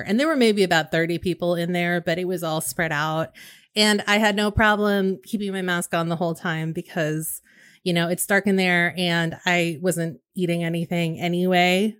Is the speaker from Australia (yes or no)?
no; West Coast, United States; I grew up on the West Coast, and so we were three hours behind